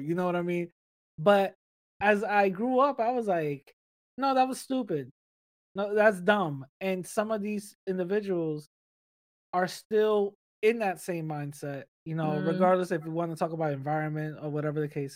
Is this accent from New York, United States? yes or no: yes; New York City, New York, United States; English is a second language; I grew up in the Bronx.